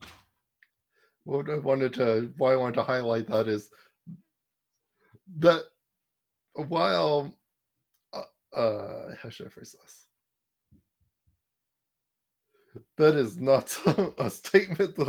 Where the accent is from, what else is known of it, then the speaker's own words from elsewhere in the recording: Canada; as a Canadian